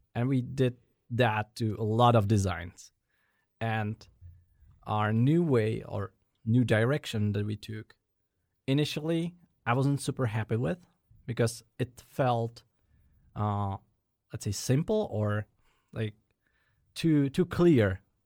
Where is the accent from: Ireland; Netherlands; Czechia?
Czechia; Prague; I was born and raised in Prague, settling in different parts of it over the years